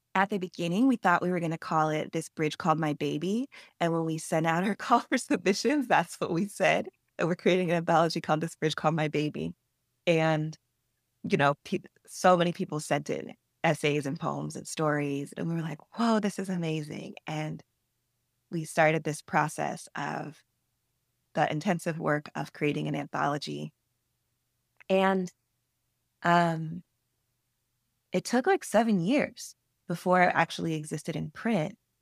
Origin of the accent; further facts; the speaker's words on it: Atlanta, Georgia, United States; when I was a teenage writer growing up in Atlanta